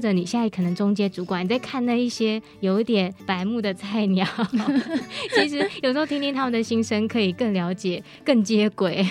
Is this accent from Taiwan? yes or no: yes; Hsinchu, Taiwan; 那我的老家也是在新竹嘛